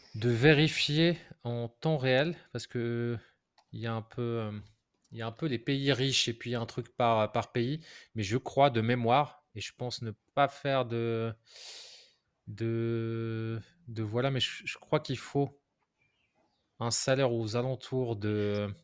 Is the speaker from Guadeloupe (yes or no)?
no; Morocco; now in France; j'ai grandi au Maroc